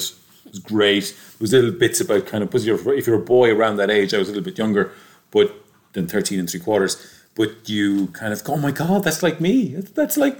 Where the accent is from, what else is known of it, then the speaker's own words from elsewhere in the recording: Galway, Connacht, Ireland; We're from Galway and Black Rock.